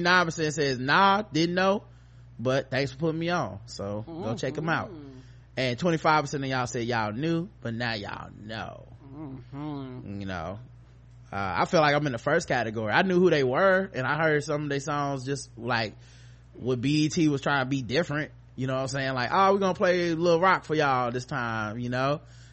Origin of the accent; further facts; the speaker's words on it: Brooklyn, New York, United States; I should have been like, I'm from Brooklyn, so it was really good.